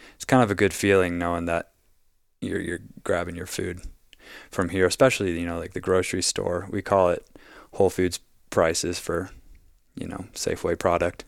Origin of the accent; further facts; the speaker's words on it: Wyoming, United States; also born or lived in Southern Colorado; now in Oregon, United States; I'm from Wyoming